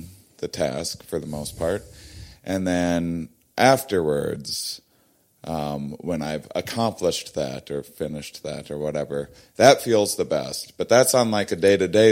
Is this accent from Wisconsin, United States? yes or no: yes; Wisconsin, United States; moved away as an adult; I'm from Wisconsin originally, and I spent my first 23 years of my life there